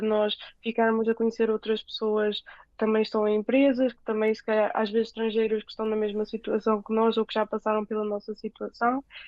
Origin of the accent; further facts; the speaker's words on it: Portugal; moved away as an adult; now in Seoul, South Korea; sou de Portugal